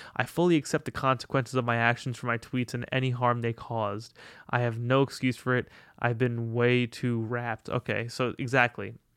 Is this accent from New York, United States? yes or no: yes; Long Island, New York, United States; now in Brooklyn, United States; I'm a Long Island boy.